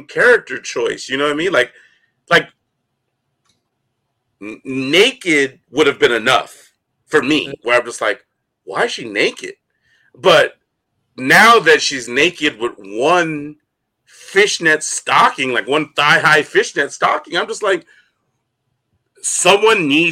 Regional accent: United States; as an American

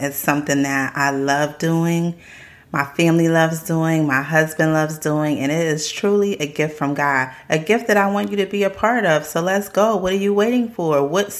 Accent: South Carolina, United States; my family is a little bit country. We're from South Carolina

